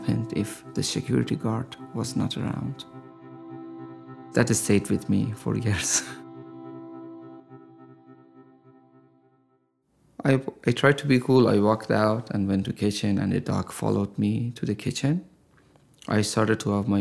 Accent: Tehran, Tehran Province, Iran; moved away as an adult; now in San Diego, United States; I was born and raised in Tehran

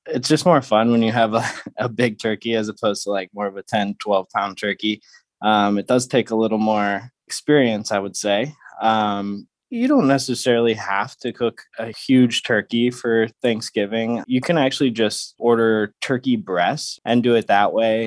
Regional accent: St. Louis, Missouri, United States; also born or lived in Phoenix, Arizona; now in San Diego, United States; I grew up in Saint Louis, Missouri, um, I'm now out here in San Diego

